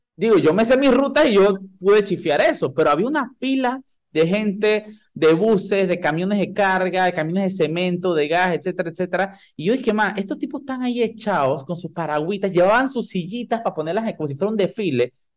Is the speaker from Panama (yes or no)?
yes; Panama; yo soy un panameño lo más estándar de este mundo